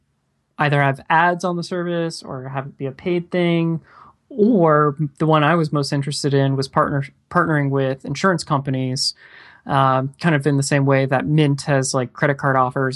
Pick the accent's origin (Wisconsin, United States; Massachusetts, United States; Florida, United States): Florida, United States; Clearwater; now in Orlando, United States; I still am in Orlando. So I've been in Orlando about 10 years. But I grew up in Clearwater, Florida. So yeah, so didn't go far.